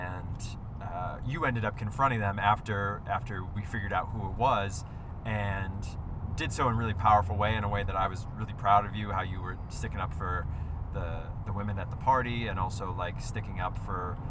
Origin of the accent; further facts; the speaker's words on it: Northeast, United States; I grew up in the Northeast.